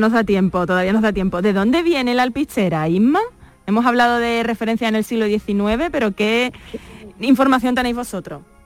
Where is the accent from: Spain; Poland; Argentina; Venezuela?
Spain; Jerez de la Frontera, Andalusia; nacida y criada en Jerez